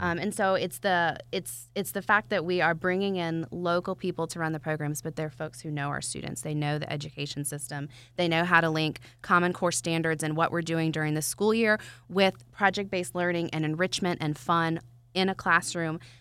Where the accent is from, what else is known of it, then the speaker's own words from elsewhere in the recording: Atlanta, Georgia, United States; I'm from Atlanta